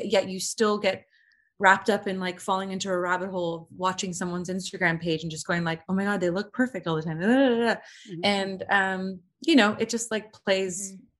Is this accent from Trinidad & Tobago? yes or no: no; United Kingdom; I'm British.